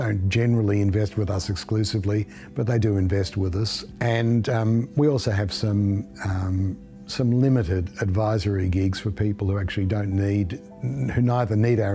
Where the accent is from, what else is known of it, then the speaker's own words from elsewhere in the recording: Melbourne, Victoria, Australia; I grew up in East Bentley, moved to Caulfield, lived in Melbourne all of my life